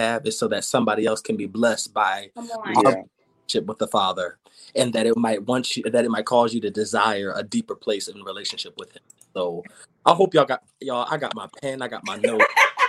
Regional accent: New Jersey, United States; I'm from South Jersey.

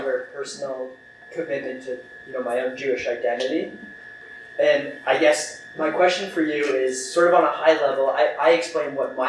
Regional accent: Canada; as the Canadian fellow

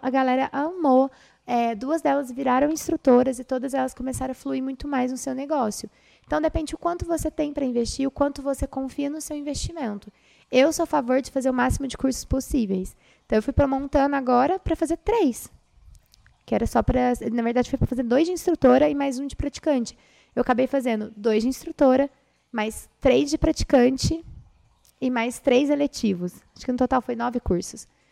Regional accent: Brazil; Nós somos brasileiros

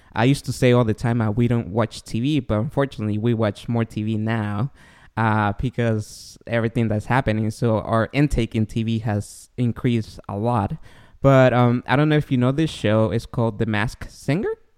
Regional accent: Guatemala; moved away; I grew up in Guatemala

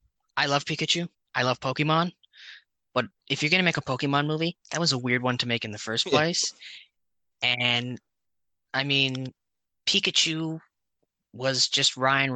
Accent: Canada; We're Canadian.

